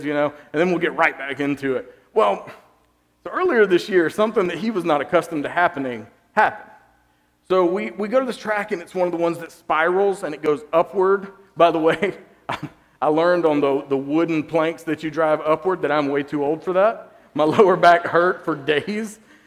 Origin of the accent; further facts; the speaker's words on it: Georgia, United States; I grew up in Georgia.